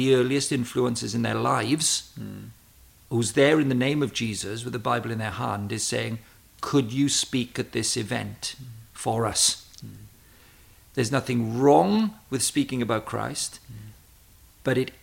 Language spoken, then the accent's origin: English; Wales, United Kingdom; moved away; also born or lived in Cambridge; I was a natural talker, being a Welshman